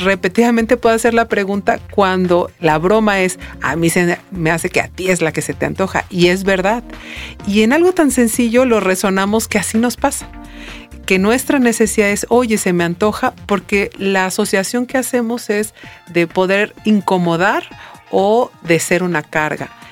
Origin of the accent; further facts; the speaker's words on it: Mexico; como mexicanos